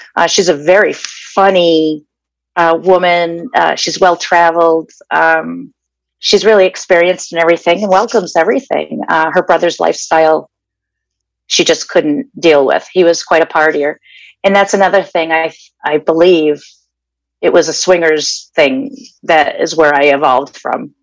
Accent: Danvers, Massachusetts, United States; now in Glendale, United States; originally I'm from Danvers, Massachusetts. That's where I was uh, born and raised.

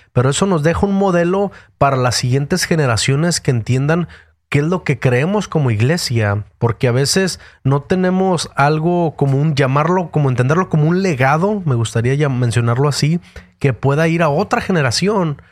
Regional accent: Mexico; moved away as an adult; now in United States; yo nací en México

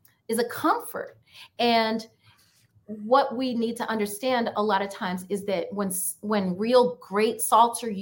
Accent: New York, United States; I grew up in New York

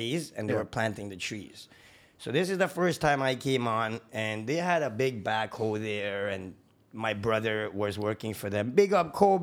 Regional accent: Toronto, Ontario, Canada; Big up Rexdale, Toronto. Shout out. Growing up on Kipling

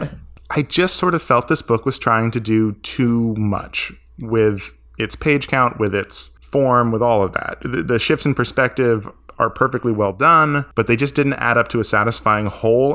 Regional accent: Maine, United States; I grew up in Maine.

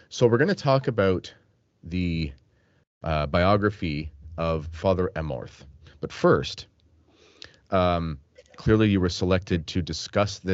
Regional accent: London, Ontario, Canada; I grew up in London, Ontario

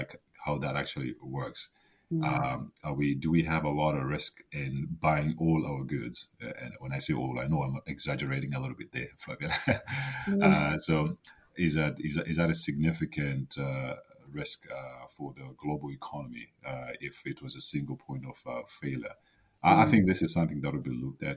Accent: Zimbabwe; I grew up in Zimbabwe

